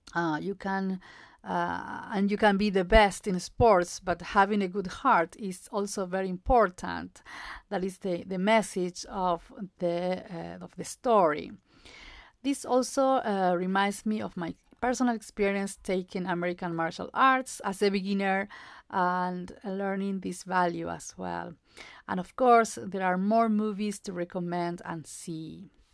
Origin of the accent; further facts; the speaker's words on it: Jujuy, Argentina; English is a second language; also born or lived in Upstate New York, United States; I am originally from Jujuy, a province located in the northwest of Argentina.